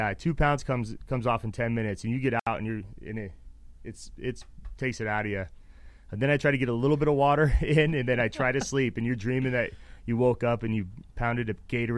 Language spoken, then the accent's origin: English; Reno, Nevada, United States; moved away as an adult; also born or lived in Phoenix, Arizona; I'm from Reno, Nevada